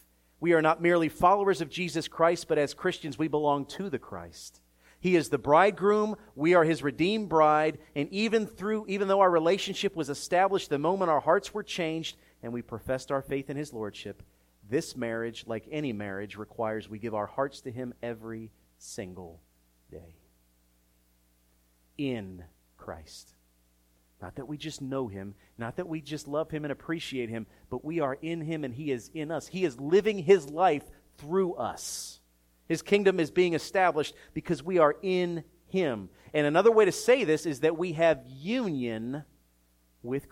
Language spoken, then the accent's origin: English; Philadelphia, Pennsylvania, United States; growing up in Philadelphia.